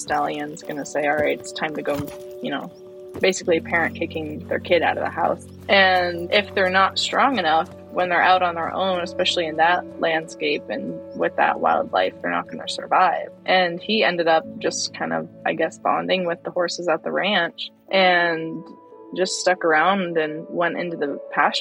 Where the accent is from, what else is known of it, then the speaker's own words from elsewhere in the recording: Central Florida, United States; I grew up in Central Florida